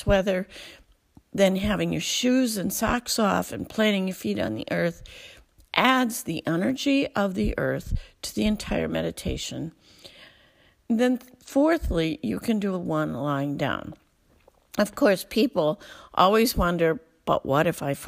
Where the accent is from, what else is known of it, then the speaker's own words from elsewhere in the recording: Alpena, Michigan, United States; I'm from Alpena, Michigan, northern part of the Lower Peninsula